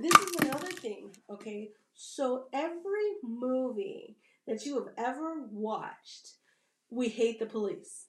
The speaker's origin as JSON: {"language": "English", "region": "Virginia", "country": "United States", "tie": "born or raised there", "said": "I grew up here in Virginia. I didn't feel like I had a bad experience in being raised here"}